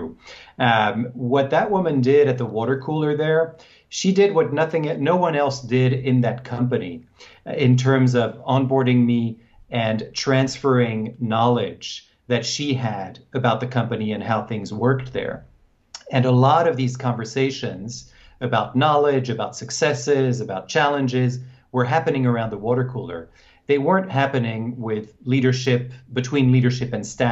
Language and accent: English; France; moved away as an adult; also born or lived in Hong Kong; now in United States; I was born in France, and I grew up there, and my mother is American, so then I moved to the U.S.